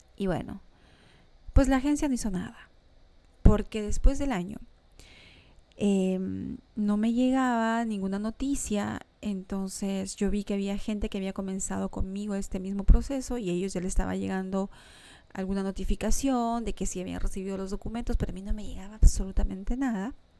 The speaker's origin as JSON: {"language": "Spanish", "region": "Lima", "country": "Peru", "moved": "as an adult", "lives_now": "Montreal, Canada", "said": "mi hija y yo dejábamos nuestra querida Lima, nuestro querido Perú"}